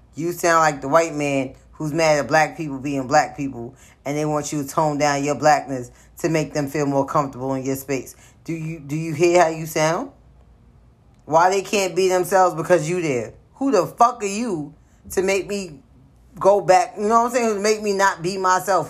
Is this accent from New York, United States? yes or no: yes; New York City, New York, United States; born and raised in the South Bronx in the late '80s